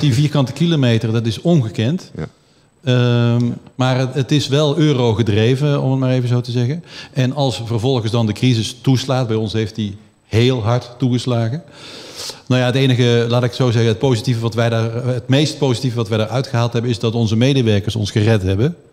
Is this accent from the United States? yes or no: no; Flanders, Belgium; moved away as an adult; now in Netherlands; om pas op je twintigste terug te komen naar Nederland met je Nederlands paspoort, terwijl je in Vlaanderen geboren bent en getogen bent